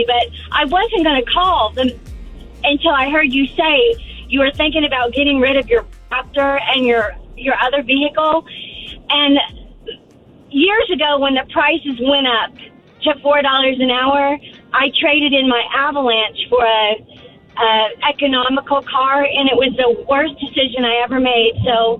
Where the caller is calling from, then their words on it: Astatula, Florida, United States; also born or lived in Orlando; I'm from Ascatula, Florida.